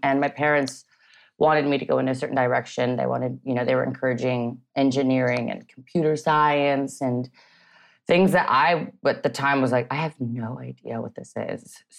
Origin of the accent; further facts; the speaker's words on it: Canada; also born or lived in Vancouver / Montreal / Toronto; Yeah, I grew up in Canada. I hopped across, you know, from Vancouver to Montreal. I was born in Toronto.